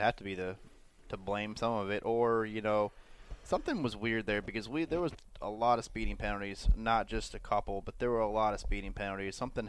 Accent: Pennsylvania, United States; where I was born in Pennsylvania

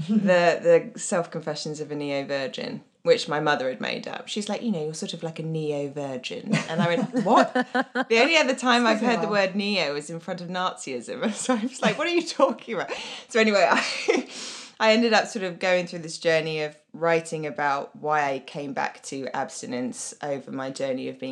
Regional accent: London, United Kingdom; accent: Southeast London

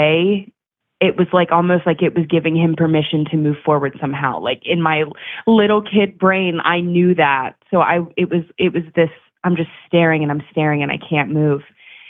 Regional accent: Maryland, United States; now in Chicago, United States; I grew up in Maryland, about an hour north of Baltimore.

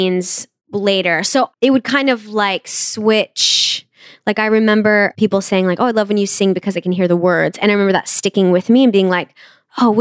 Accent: Wayne, Nebraska, United States; moved away as an adult; also born or lived in North Bend, Nebraska / New York City; I was born in Nebraska

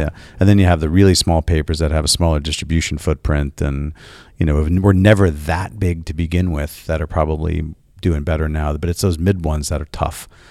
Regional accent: New York, United States; I'm from New York

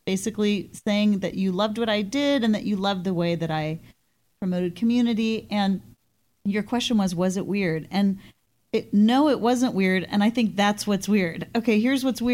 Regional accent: Portland, Oregon, United States; I'm from Portland, Oregon

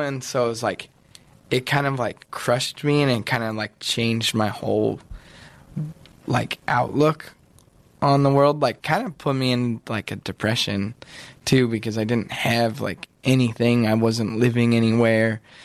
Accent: outside of Yosemite, California, United States; I grew up. I grew up like outside of Yosemite, like out of dirt road, in uh, like a little like a one bedroom cabin

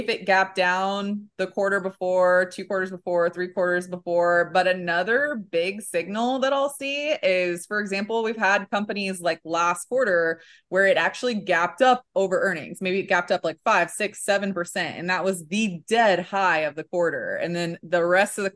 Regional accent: Kansas City, United States; accent: Midwest; I'm from Kansas City.

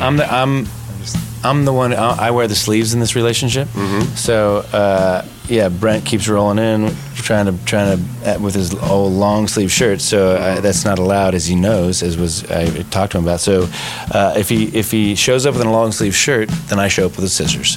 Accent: Cincinnati, Ohio, United States; growing up in Cincinnati

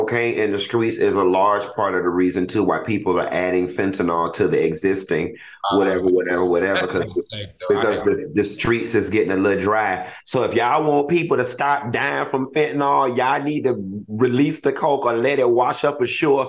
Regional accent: Miami, Florida, United States; I'm from Miami

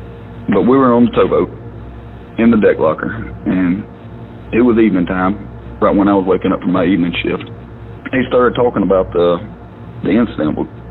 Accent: Dalewood, United States

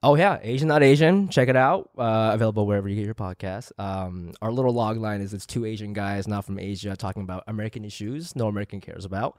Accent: Chiba, Japan; now in Los Angeles, United States; I was born there

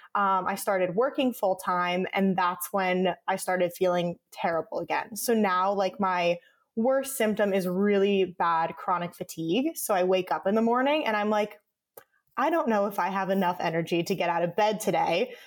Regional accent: Connecticut, United States; moved away as an adult; now in Los Angeles, United States; I was living at home where I grew up in Connecticut.

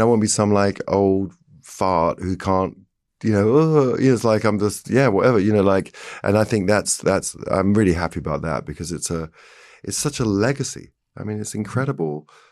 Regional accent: England, United Kingdom; being English

